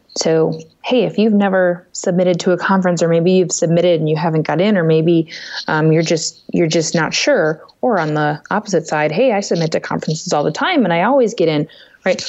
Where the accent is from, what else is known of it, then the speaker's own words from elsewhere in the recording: Minnesota, United States; my home state of Minnesota